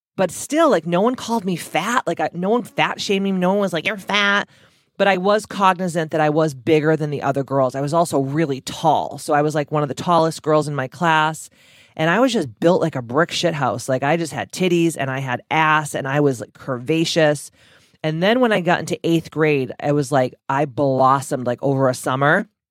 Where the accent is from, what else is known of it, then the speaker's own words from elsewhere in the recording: Taunton, Massachusetts, United States; I'm from Taunton, Massachusetts